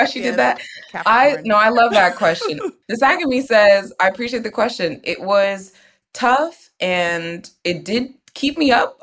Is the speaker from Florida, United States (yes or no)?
no; Houston, Texas, United States; now in New York, United States; I, too, am in New York. And, you know, I'm from Houston